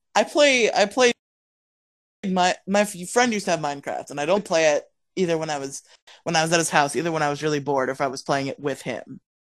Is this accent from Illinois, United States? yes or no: no; Florida, United States; also born or lived in Massachusetts; I was born in Massachusetts, but I moved to we moved to Florida before I was before I turned two